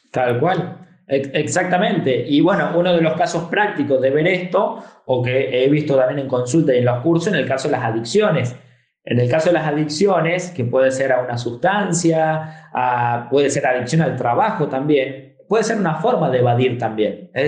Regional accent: Argentina; also born or lived in Spain; después, a mis 11 años, me vine a vivir a Argentina yo nací en Argentina, me fui a España y a los 11 años regreso a Argentina

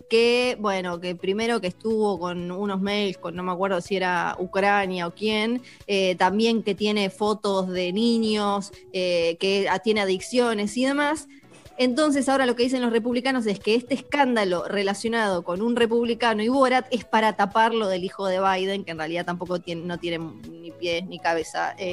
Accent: Argentina

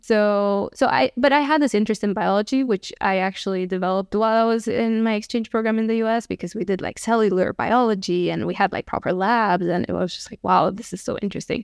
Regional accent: Bistrița, Bistrița-Năsăud, Romania; moved away as an adult; also born or lived in Abu Dhabi / New York; now in Stockholm, Sweden; I'm from Romania. I was born in a small city, like a hundred thousand people. It's called Bystrica.

